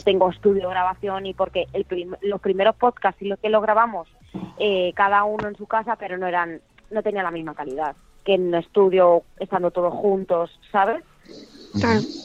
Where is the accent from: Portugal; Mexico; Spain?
Spain; Albacete, Castilla-La Mancha; now in Valencia, Spain; yo soy de Albacete, vivo en Valencia